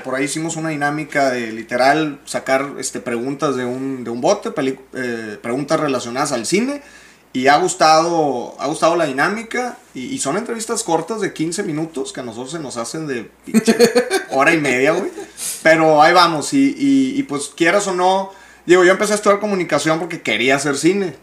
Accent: Monterrey, Nuevo León, Mexico; soy regio

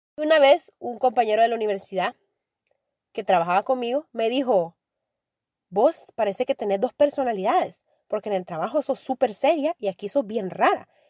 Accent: El Salvador; soy orgullosamente salvadoreña

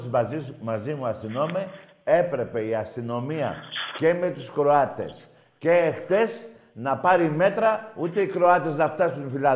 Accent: Greece; Εύχομαι σαν Έλληνας είναι κρίμα για την αγάπη των ομάδων μας να χάνουμε τη ζωή μας.

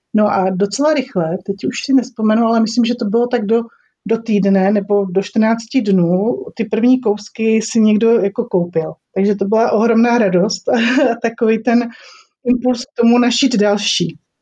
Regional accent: Olomouc, Olomouc Region, Czechia; My tady v Olomouci, protože já jsem z Olomouce

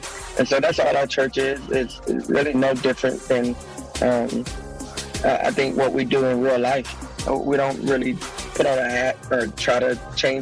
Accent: Macon, Georgia, United States; 478. Yeah, so that's an area that I kind of grew up in.

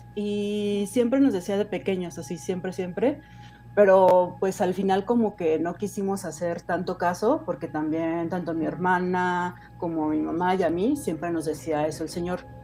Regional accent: Guanajuato, Mexico; moved away as an adult; now in Mexico City, Mexico; Yo soy originaria de Guanajuato, no sé si lo conozcan, de Guanajuato Capital

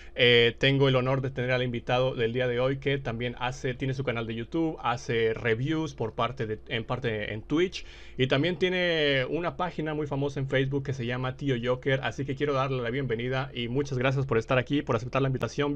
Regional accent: Mexico; yo soy de México

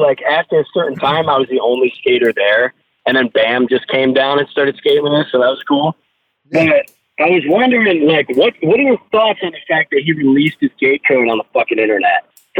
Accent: Binghamton, New York, United States; I drove, like, 3 hours, because I'm from Binghamton, New York

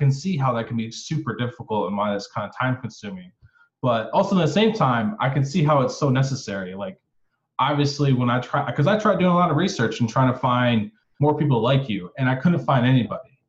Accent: Michigan, United States; also born or lived in Florida; I lived in Florida for a while. I'm actually from Michigan

